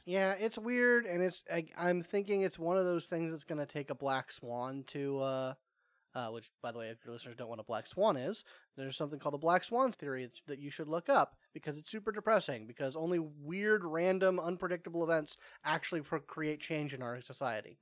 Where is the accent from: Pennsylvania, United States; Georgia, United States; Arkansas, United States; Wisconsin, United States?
Georgia, United States; East Cobb; I grew up in East Cobb, and that's a geographical bubble